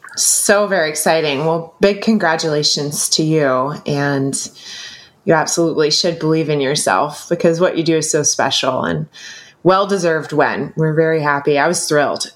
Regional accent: the South, United States; growing up in the South in America

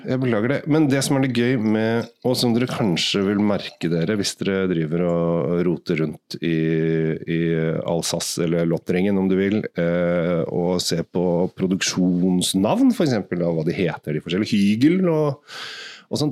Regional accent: Asker, Akershus, Norway; Jeg kommer jo bare fra Asker.

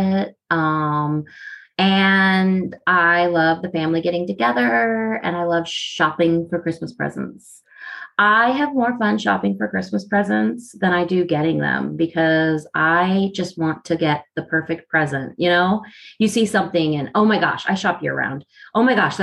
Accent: the North, United States; now in the South, United States; I live in the South and everybody gets on me because I'm supposed to be drinking sweet tea. But I'm originally from the North.

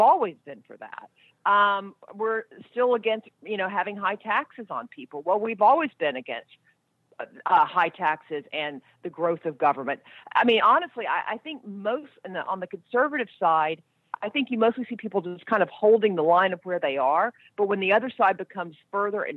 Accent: Montana, United States; I'm from Montana

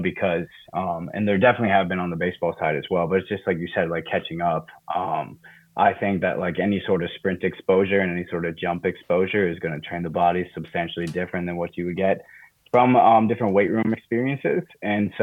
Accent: Minneapolis, Minnesota, United States; moved away as an adult; also born or lived in Eau Claire, Wisconsin; now in College Park, United States; I'm from Minneapolis, Minnesota originally

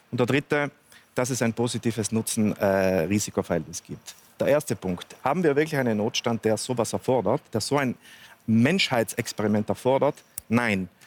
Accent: Trentino-Alto Adige, Italy; wie auch bei uns in Südtirol zum Beispiel

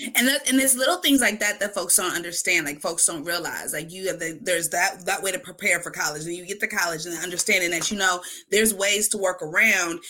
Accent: Wisconsin, United States; Mi respuesta cada vez, Wisconsin

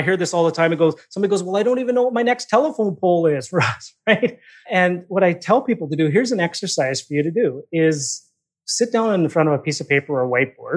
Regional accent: Saskatchewan, Canada; moved away as an adult; now in Vancouver, Canada; I was born and raised in Saskatchewan. I'm out in Vancouver area now. I've been out here for, probably now 25 years now out here.

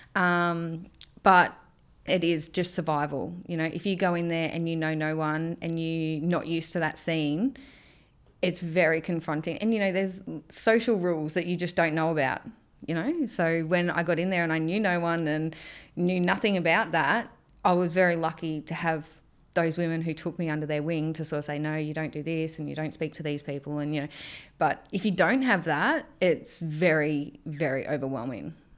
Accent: Melbourne, Victoria, Australia; also born or lived in Cairns; now in Townsville, Australia; I grew up in Melbourne.

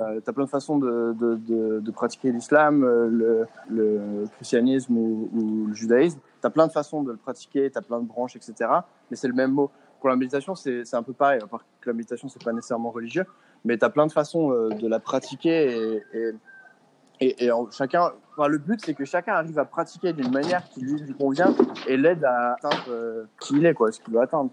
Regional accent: France; moved away as an adult; now in Bali, Indonesia; ça fait 4 ans et demi que j'ai pas vécu en France

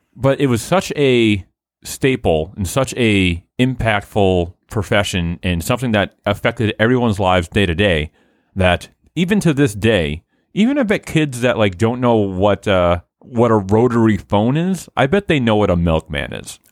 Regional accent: Haverhill, Massachusetts, United States; born or raised there

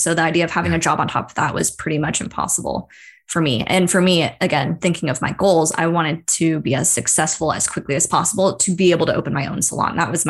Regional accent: Seattle, Washington, United States; I'm from Seattle. I work for the Seattle office of the university.

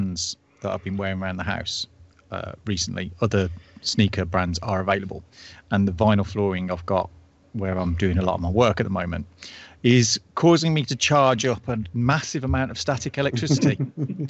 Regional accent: United Kingdom; being a British person.

